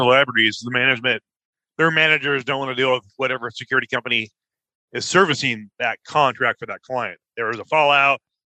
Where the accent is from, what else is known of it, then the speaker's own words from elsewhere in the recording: Oregon, United States; moved away; I was from Oregon, I was a reserve cop up there.